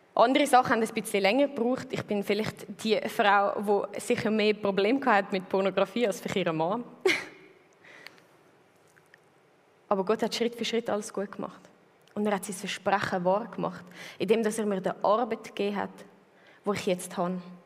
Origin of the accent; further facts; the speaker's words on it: Switzerland; also born or lived in Zurich; wo ich 13 geworden bin, sind mir zügelt vom Land, äh, wo ich aufgewachsen bin, in die Stadt, mit in die Stadt Zürich rein